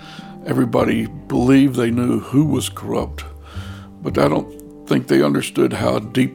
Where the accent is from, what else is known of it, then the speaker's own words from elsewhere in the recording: Mississippi, United States; moved away as an adult; now in Rhode Island, United States; I'm from Mississippi originally.